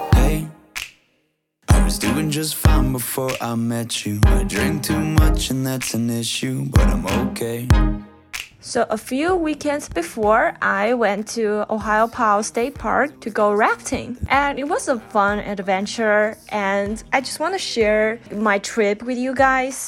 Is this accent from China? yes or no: yes; China; English is a second language; now in Pittsburgh, United States; back in China where I grew up.